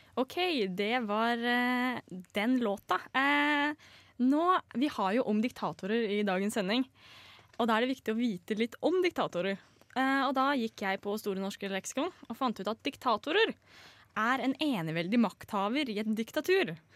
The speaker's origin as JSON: {"language": "Norwegian", "region": "Østfold", "country": "Norway", "said": "Jeg er 21 år og kommer fra Østfold."}